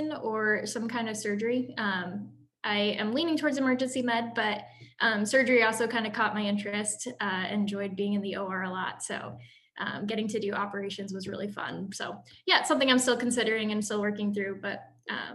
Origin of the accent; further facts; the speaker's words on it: Champaign, Illinois, United States; I am originally from Champaign, Illinois